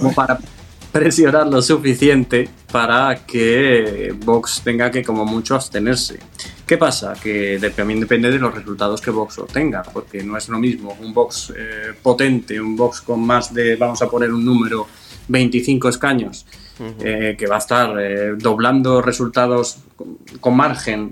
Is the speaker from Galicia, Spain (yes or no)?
no; Andalusia, Spain; lo digo como andaluz